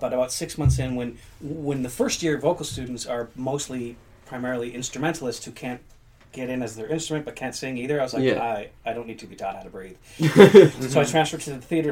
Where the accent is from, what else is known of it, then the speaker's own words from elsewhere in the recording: London, Ontario, Canada; my hometown, London, Ontario